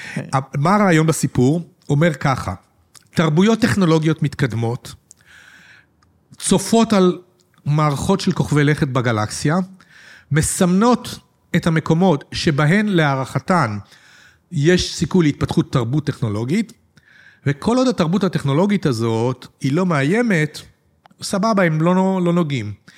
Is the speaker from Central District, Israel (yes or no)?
yes; Petah Tikva, Central District, Israel; אני גדלתי בפתח תקווה בשנות השישים